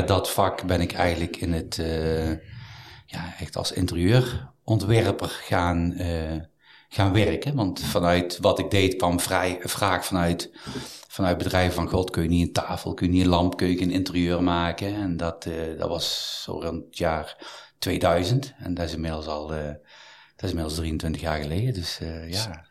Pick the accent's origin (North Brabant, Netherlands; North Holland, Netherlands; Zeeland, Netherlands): North Brabant, Netherlands; Mierlo; also born or lived in Eindhoven / Amsterdam; verder gegaan in mijn geboortedorp, Mierlo, waar ik acht jaar heb gezeten